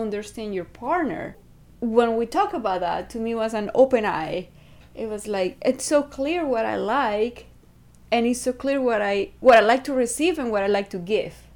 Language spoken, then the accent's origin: English; Venezuela; from Venezuela.